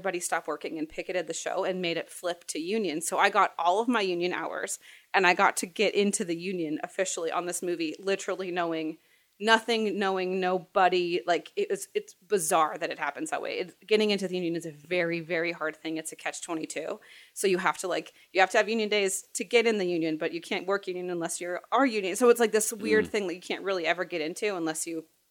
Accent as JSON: {"language": "English", "town": "Phoenix", "region": "Arizona", "country": "United States", "tie": "born or raised there", "also_born_or_lived": "Los Angeles / Baltimore", "moved": "as an adult", "lives_now": "Phoenix, United States", "said": "I grew up in Arizona"}